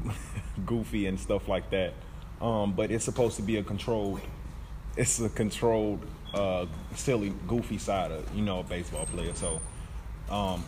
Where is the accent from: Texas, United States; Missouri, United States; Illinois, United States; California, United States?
Illinois, United States; Chicago; Chicago, Illinois, from the south side of Chicago.